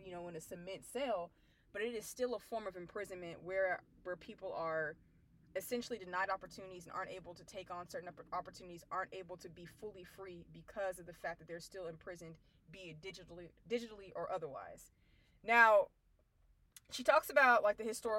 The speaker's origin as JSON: {"language": "English", "town": "Abilene", "region": "Texas", "country": "United States", "tie": "born or raised there", "said": "I'm from Abilene, Texas, which is a small city in West Texas"}